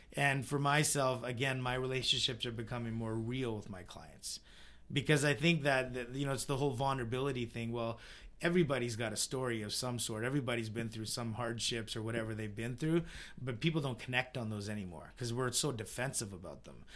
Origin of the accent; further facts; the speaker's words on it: Vernon, British Columbia, Canada; growing up in Vernon